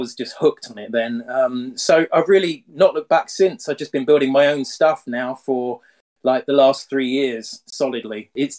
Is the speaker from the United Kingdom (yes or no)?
yes; United Kingdom; Yeah, no, I'm just a normal dude from the UK. I live in what's probably the greyest city in the UK